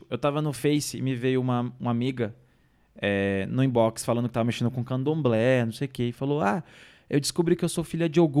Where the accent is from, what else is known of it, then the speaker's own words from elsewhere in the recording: Minas Gerais, Brazil; E eu sou mineiro.